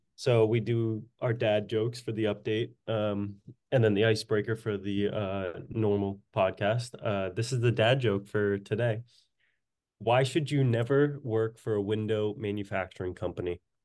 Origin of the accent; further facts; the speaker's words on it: Woburn, Massachusetts, United States; my hometown, Woburn, Massachusetts